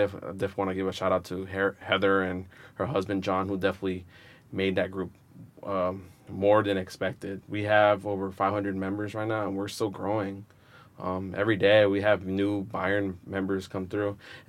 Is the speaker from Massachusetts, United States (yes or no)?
no; Rhode Island, United States; born there; well, I was born in Rhode Island, and you know, at that time, well, my parents tells me, you know, they migrated to the United States due to the war.